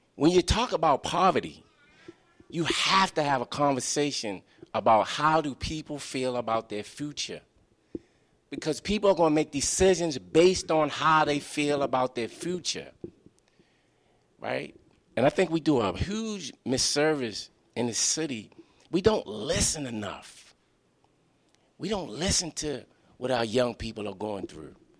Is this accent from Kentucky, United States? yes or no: no; Baltimore, Maryland, United States; my own growing up in Baltimore.